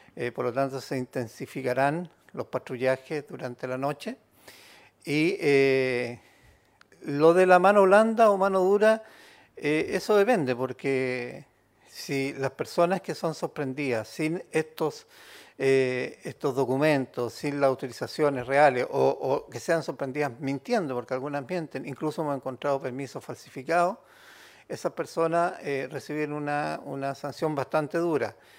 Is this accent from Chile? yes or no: yes; Chile